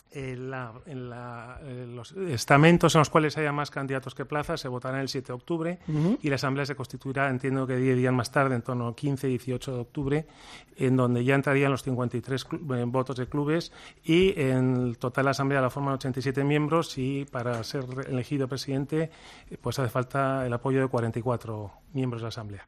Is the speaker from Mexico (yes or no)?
no; Spain; nosotros como españoles